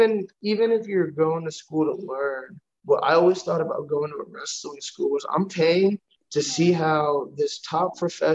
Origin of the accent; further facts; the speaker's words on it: Houston, Texas, United States; I was from Houston, Texas. I was raised here.